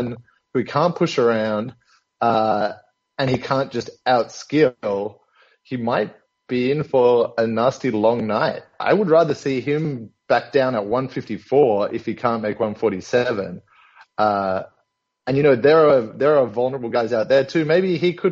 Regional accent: Australia; our condition as Australian boxing fans

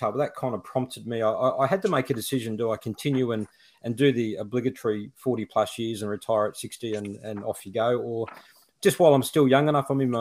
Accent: Toowoomba, Queensland, Australia; also born or lived in Brisbane, Queensland; I grew up in a city called Toowoomba, up on a mountain. It's sort of cooler weather there. I was born and bred in Toowoomba

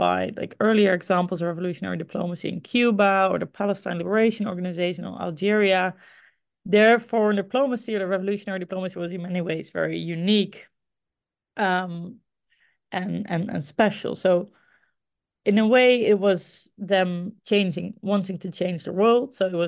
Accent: Groningen, Netherlands; it started for me in Groningen. This is my hometown, the city, a city in the Netherlands where I grew up and where I also studied for my undergrad history.

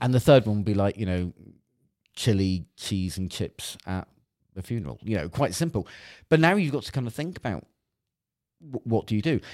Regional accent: Cornwall, South West England, United Kingdom; I, I grew up in Cornwall

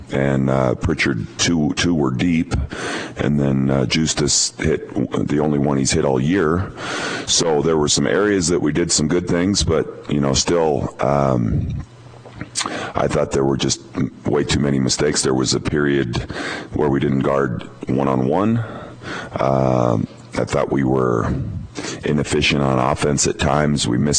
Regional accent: Montana, United States; I came from Montana, probably small town kid mentality.

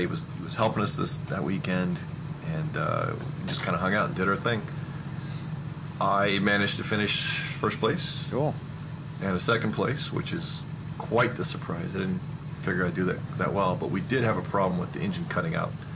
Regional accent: Texas, United States; also born or lived in Louisiana; now in Connecticut, United States; I'm from Texas. My family's from Louisiana

